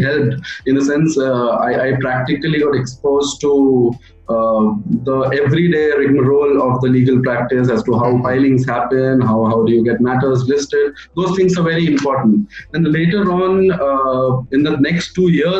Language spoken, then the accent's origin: English; Chhattisgarh, India; I want to go back to the High Court in my home state, and I wish to pursue litigation there